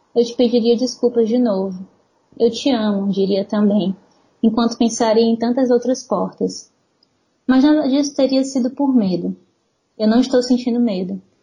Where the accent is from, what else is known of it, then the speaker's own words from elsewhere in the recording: São Luís, Maranhão, Brazil; moved away as an adult; now in Fortaleza, Brazil; Eu tenho 31 anos, eu cresci em São Luís.